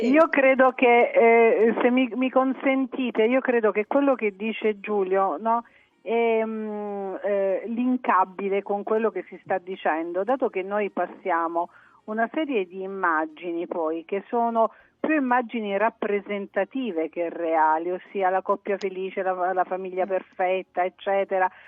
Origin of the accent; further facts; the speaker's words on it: Apulia, Italy; moved away as an adult; io sono pugliese di, di nascita, insomma fino ai miei 19 anni sono stata in Puglia